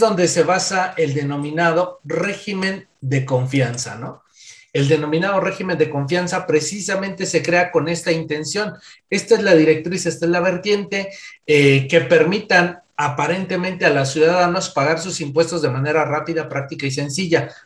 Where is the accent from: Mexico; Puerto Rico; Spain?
Mexico; soy de nacionalidad mexicana